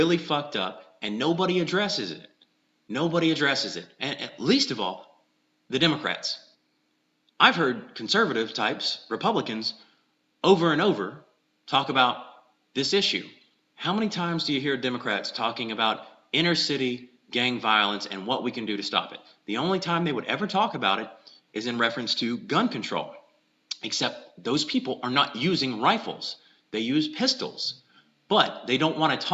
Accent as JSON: {"language": "English", "region": "South Georgia", "country": "United States", "said": "I'm from South Georgia"}